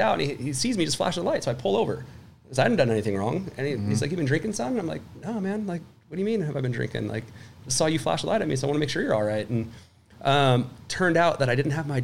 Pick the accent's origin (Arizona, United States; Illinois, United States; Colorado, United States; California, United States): California, United States; Humboldt County; also born or lived in Murrieta, California / San Diego, California; I grew up in Humboldt County.